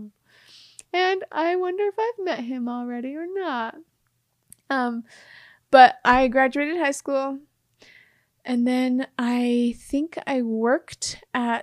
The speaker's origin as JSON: {"language": "English", "town": "Mount Pleasant", "region": "Utah", "country": "United States", "tie": "born or raised there", "said": "the city where I grew up in Mount Pleasant"}